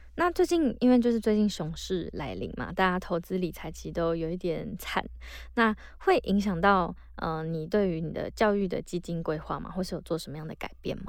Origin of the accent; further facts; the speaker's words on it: northern Taiwan, Taiwan; 北部好像是，就以我长大的环境为例